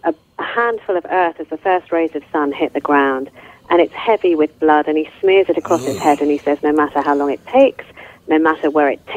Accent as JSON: {"language": "English", "country": "United Kingdom", "tie": "born or raised there", "said": "I was born in Britain"}